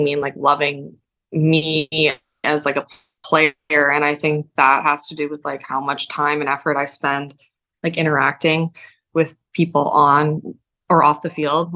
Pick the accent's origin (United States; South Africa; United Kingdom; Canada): Canada; Definitely Canadian. I'm a dual citizen